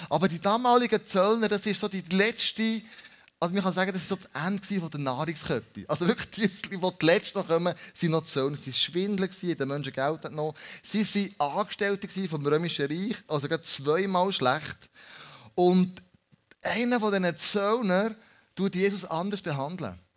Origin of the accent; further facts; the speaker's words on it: Switzerland; dass wir als Schweizer zusammen essen, Leben teilen und aufeinander hören